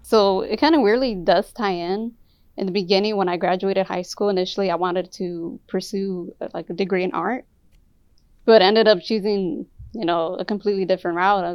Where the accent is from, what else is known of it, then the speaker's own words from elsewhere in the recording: Inglewood, California, United States; I'm from originally from Inglewood, California